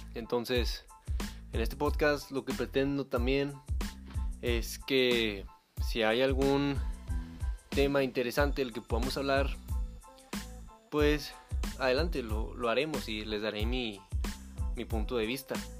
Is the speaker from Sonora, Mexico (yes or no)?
no; Monterrey, Nuevo León, Mexico; yo soy originario y actualmente vivo en la ciudad de Monterrey, en el estado de Nuevo León, en México